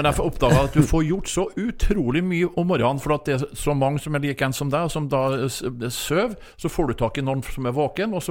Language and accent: Norwegian; Trondheim, Trøndelag, Norway; Nå er jeg fra Trondheim